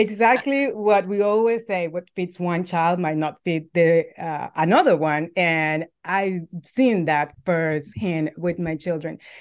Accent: El Salvador; moved away as an adult; now in United States; I'm originally from El Salvador. I've been in the U S for almost thirteen years

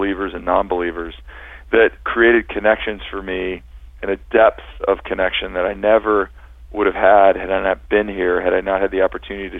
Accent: Cincinnati, Ohio, United States; moved away as an adult; now in Northern California, United States; all of my hometown favorites and friends and University of Cincinnati

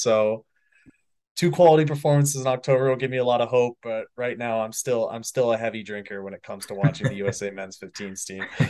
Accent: California, United States; moved away; I'm from California and did not grow up in Michigan

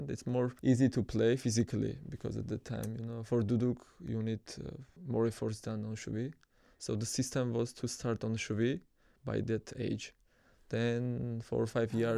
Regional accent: Armenia; I'm from Armenia.

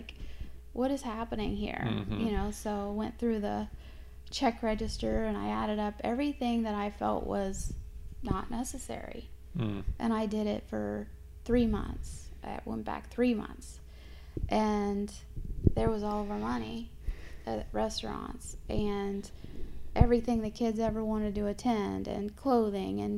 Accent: Aurora, Indiana, United States; moved away as an adult; also born or lived in Japan / San Diego; I'm from Aurora, Indiana, just across the river. So that's where I grew up

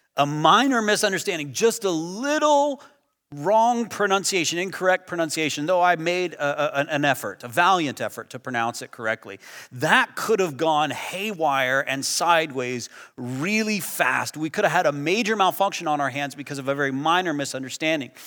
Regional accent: United States; I'm American

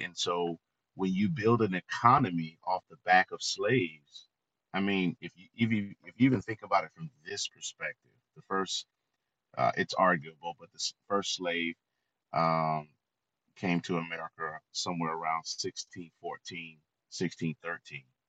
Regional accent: Florida, United States; I grew up in the South. Uh, as you said, I'm a native of Florida

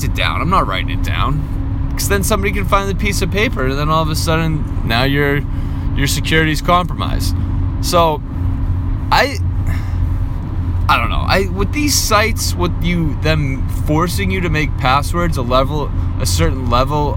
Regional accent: Boston, Massachusetts, United States; growing up in Boston, an Irish Catholic family

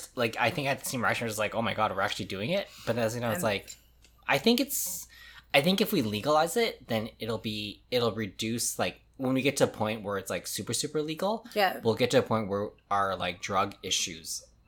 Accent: Winnipeg, Manitoba, Canada; born there; It's like, I'm Filipino, but I was born in Winnipeg.

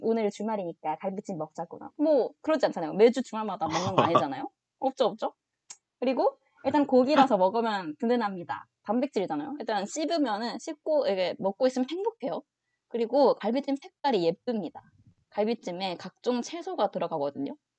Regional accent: Gyeongsang, South Korea; 경상도 사람으로서

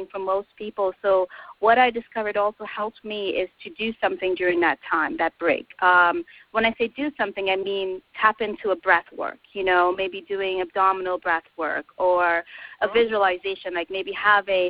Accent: Trinidad & Tobago; moved away; I am from Trinidad

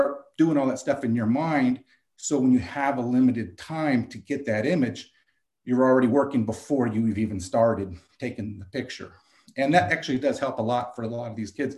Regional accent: Carpinteria, California, United States; also born or lived in Santa Barbara, California; growing up in Carpinteria and living in Santa Barbara

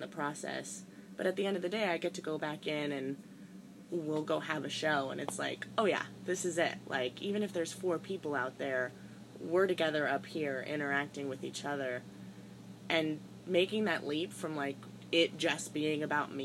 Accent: Denver, Colorado, United States; moved away as an adult; also born or lived in San Francisco Bay Area, California / Boston, Massachusetts; now in Nashville, United States; I grew up in Denver. I'm originally from the Bay Area.

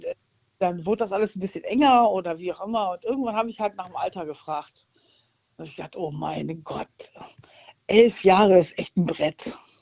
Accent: Rhineland, Germany; ich bin Rheinländer

